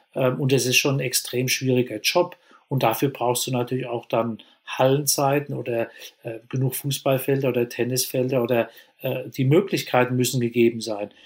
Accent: Germany; bei uns in Deutschland

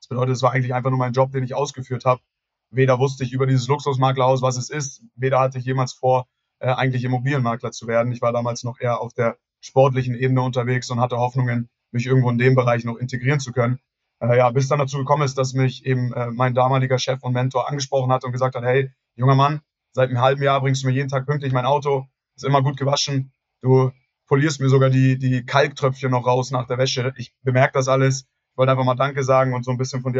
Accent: Hamburg, Germany; now in Munich, Germany; äh, ich bin äh, 27 Jahre, ich werde tatsächlich genau in einer Woche 28 Jahre alt äh, gebürtiger Hamburger, jetzt mittlerweile seit acht Jahren in München lebend.

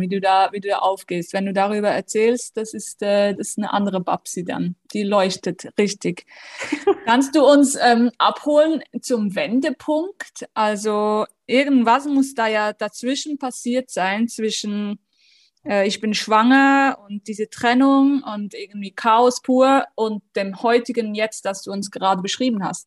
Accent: Switzerland; ich bin aus der Schweiz

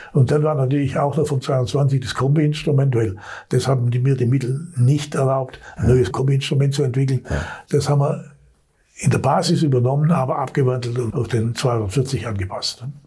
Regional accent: Swabia, Germany; als Schwabe

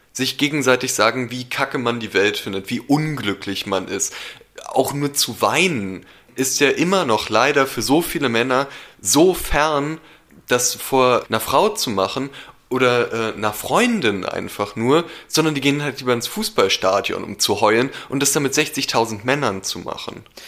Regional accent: Berlin, Germany; ich bin in Berlin aufgewachsen

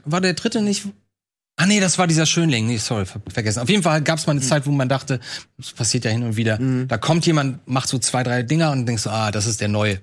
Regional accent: Lübeck, Schleswig-Holstein, Germany; Bei uns, bei uns in Lübeck

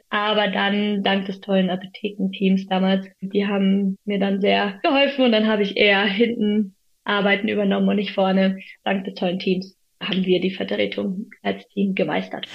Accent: Munich, Bavaria, Germany; also born or lived in Freiburg; in meiner Heimat München

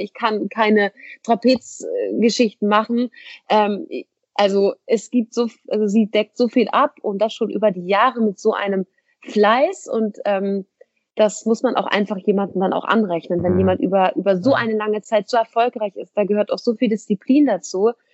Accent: Hamburg, Germany; moved away as an adult; now in Essen, Germany; ich komme ja. aus Hamburg, um, bin da auch geboren, aufgewachsen

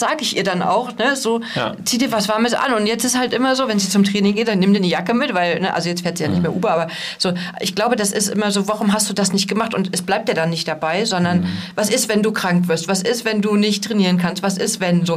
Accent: East Germany, Germany; ich komme ja aus dem Osten.

